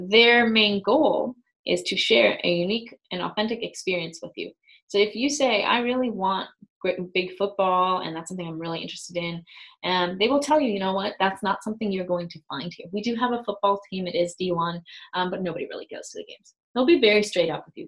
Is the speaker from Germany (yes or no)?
yes; Germany; moved away as an adult; also born or lived in West Coast, United States; now in United States; I'm from Germany